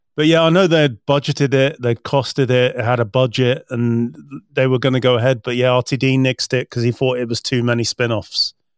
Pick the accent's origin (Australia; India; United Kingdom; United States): United Kingdom; as a British person